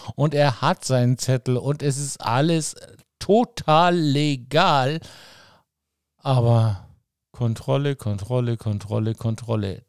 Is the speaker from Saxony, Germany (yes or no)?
no; Munich, Bavaria, Germany; für mich so ein Begriff als Münchner